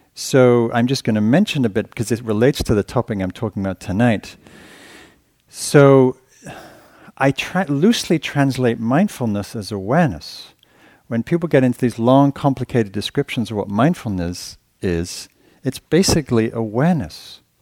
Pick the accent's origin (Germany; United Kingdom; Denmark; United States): United Kingdom; England; moved away; being English